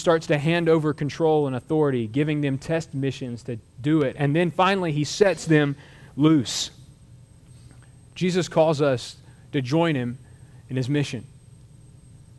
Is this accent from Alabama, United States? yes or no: yes; Mobile, Alabama, United States; I'm from Mobile, Alabama